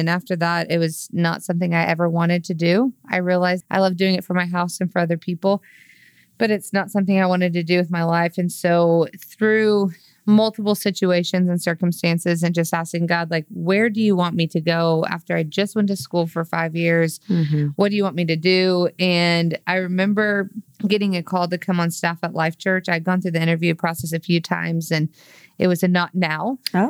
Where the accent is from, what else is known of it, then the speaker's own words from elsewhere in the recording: Edmond, Oklahoma, United States; I am originally from Oklahoma, grew up right north of Oklahoma City in Edmond, and I'm the oldest of four kids